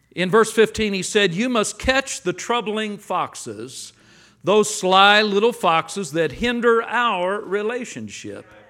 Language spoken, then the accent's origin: English; Los Angeles, California, United States; now in Texas, United States; I grew up in Los Angeles. I now live in Texas